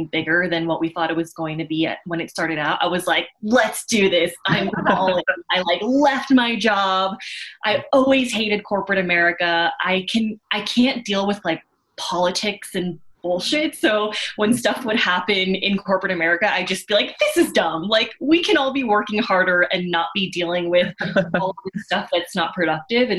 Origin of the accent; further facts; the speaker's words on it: Long Island, New York, United States; I grew up in Long Island in a very white Jewish suburban neighborhood